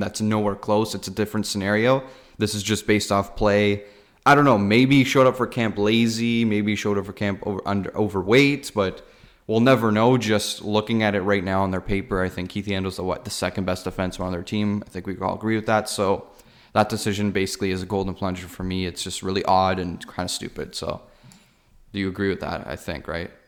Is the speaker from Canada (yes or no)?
yes; Toronto, Ontario, Canada; we're from Canada, from Toronto